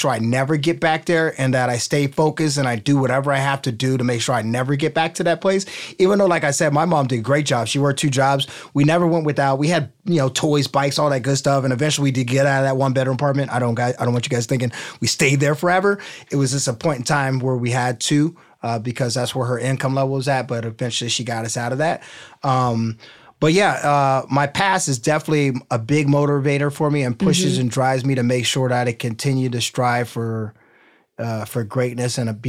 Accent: Midwest, United States; I'm from the Midwest. We have basements.

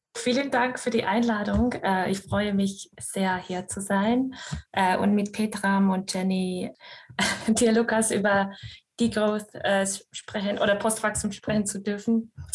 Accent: Scotland, United Kingdom; German is a second language; also born or lived in Estonia / Vienna, Austria; now in Münster, Germany; ich gebürtige Estin bin und in Schottland aufgewachsen

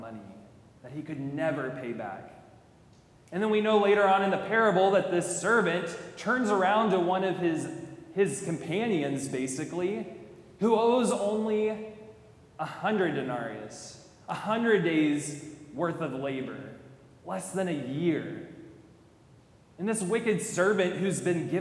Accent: College Station, Texas, United States; I'm from College Station

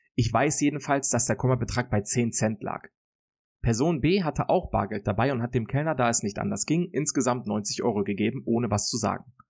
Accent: Germany; dann würde ich mich, glaube ich, tatsächlich für mein Heimatland entscheiden

